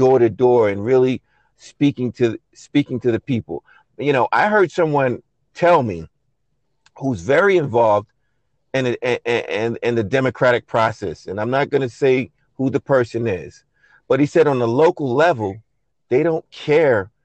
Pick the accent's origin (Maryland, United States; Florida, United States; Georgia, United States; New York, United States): New York, United States; New York City; now in Rockaway, United States; I was not born and raised, in Rockaway. I am from Brooklyn